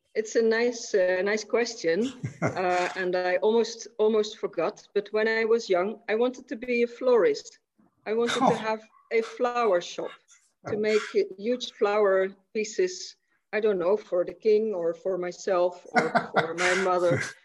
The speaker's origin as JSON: {"language": "English", "town": "Maastricht", "region": "Limburg", "country": "Netherlands", "tie": "born or raised there", "said": "I was born in Maastricht in 1963"}